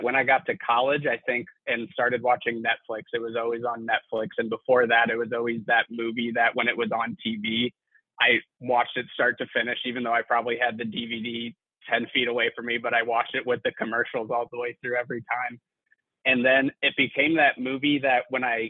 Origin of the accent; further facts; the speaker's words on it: St. Louis, Missouri, United States; also born or lived in Fayetteville, Arkansas; I'm from St. Louis, Missouri